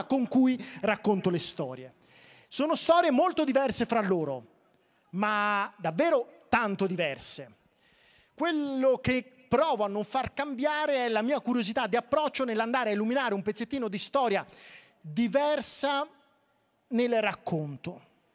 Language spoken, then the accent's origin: Italian; Tuscany, Italy; delle mie parti toscane